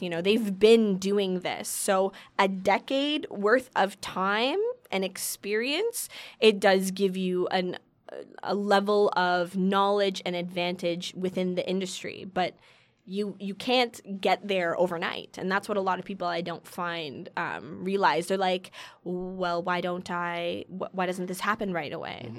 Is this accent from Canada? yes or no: yes; Keswick, Ontario, Canada; also born or lived in Toronto; I was born and lived in Toronto up until I was about eight years old, until I moved to this place an hour north of Toronto um, called Keswick